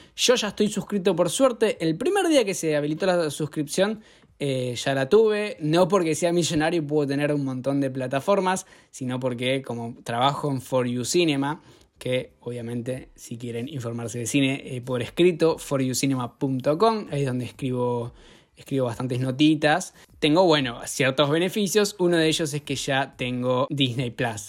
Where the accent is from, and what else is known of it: Argentina